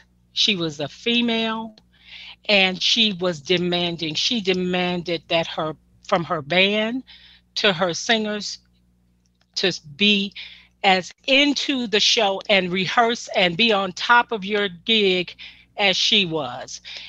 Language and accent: English; Detroit, Michigan, United States; I mean, you know, we're from Detroit.